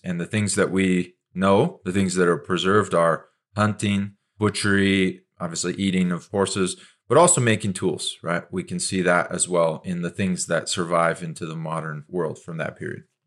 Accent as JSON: {"language": "English", "region": "Montana", "country": "United States", "tie": "born or raised there", "said": "I grew up in Montana."}